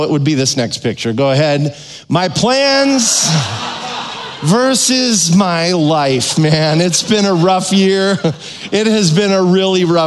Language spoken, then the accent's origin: English; Minnesota, United States; I'm from Minnesota